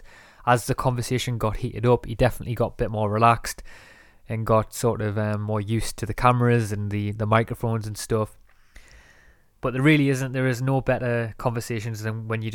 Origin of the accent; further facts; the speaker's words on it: north of England, United Kingdom; from where I'm from in England, in the north of England, there is a lot of slang